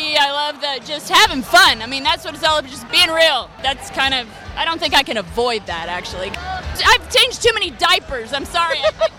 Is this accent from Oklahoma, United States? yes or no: yes; Oklahoma, United States; moved away as an adult; now in Nashville, United States; I am from Oklahoma, yeah. Been in Nashville about 5 years.